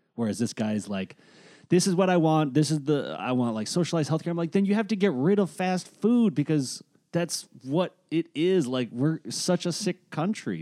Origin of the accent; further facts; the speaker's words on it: Boston, Massachusetts, United States; also born or lived in Tucson, Arizona; I'm from Boston, but Gullah.